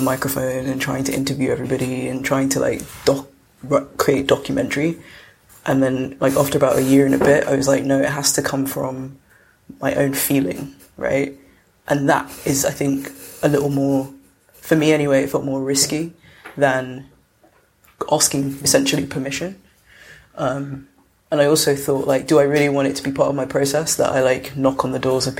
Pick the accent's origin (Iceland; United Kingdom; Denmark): United Kingdom; London; I grew up in South London